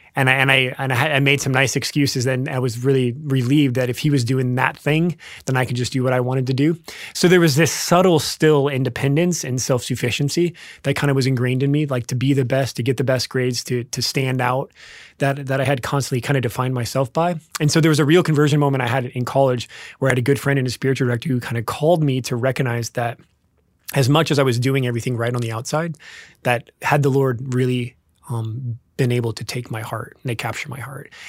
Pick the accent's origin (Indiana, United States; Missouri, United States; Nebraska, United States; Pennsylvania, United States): Nebraska, United States; Lincoln; also born or lived in Wichita, Kansas; We grew up in Nebraska. Actually, born in Wichita, Kansas, but grew up in Nebraska